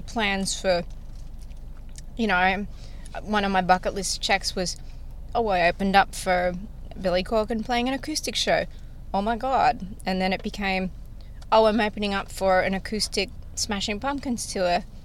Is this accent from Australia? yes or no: yes; Australia; accent: Australian; now in Nashville, United States; I'm Australian